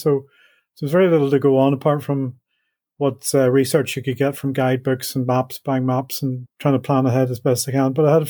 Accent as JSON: {"language": "English", "town": "Belfast", "region": "Northern Ireland", "country": "United Kingdom", "tie": "born or raised there", "moved": "yes", "said": "I was brought up in the 60s and 70s in Belfast, went to school in the center of town in the middle of the Troubles."}